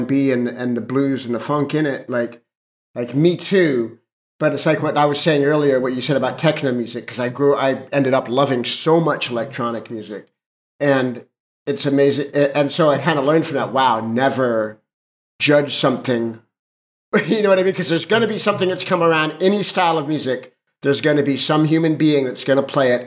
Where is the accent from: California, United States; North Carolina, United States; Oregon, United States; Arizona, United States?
California, United States; Los Angeles; I grew up in Hollywood